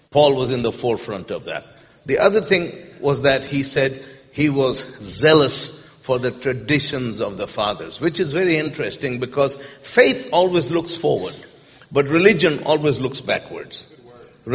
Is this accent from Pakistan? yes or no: yes; Pakistan; moved away as an adult; now in Lancaster, United States; My family is from Jordan, but I grew up in Pakistan. And I've lived in the United States for about 25 years.